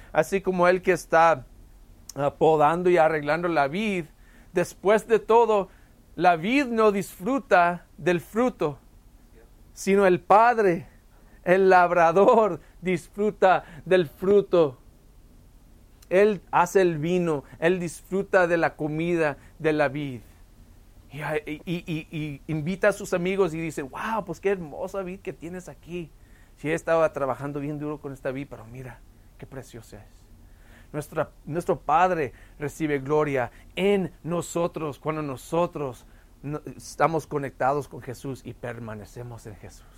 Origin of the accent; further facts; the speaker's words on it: El Paso, Texas, United States; tuvimos una vid en nuestra casa cuando yo crecí aquí en El Paso